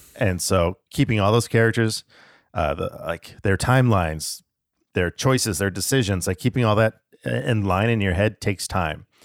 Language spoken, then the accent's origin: English; Tucson, Arizona, United States; also born or lived in Alaska; I was five when I moved down to Tucson from Alaska